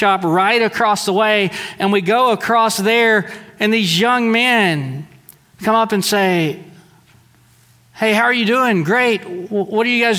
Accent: United States

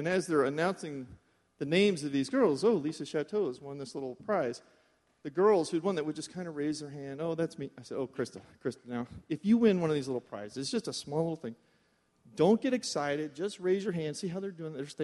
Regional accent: Florida, United States; We're from Florida.

